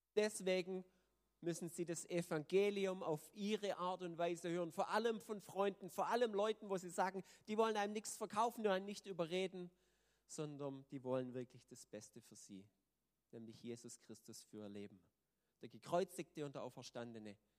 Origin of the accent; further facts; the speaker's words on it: Germany; als Deutsche